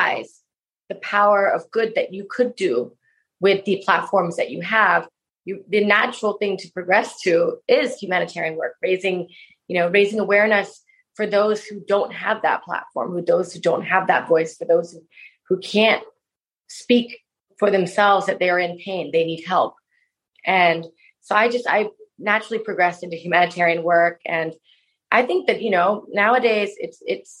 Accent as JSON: {"language": "English", "region": "Bangkok", "country": "Thailand", "tie": "born or raised there", "said": "I loved growing up in Bangkok"}